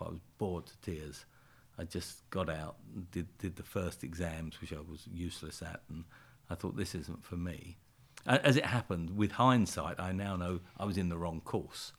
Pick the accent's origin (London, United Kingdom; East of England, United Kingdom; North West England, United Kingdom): London, United Kingdom; I was born and brought up in a, uh, a suburb of London called Brixton